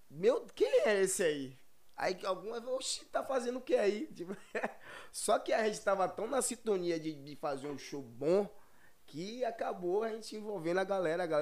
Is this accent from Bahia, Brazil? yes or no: yes; Feira de Santana, Bahia, Brazil; Sim, sou de Feira Santana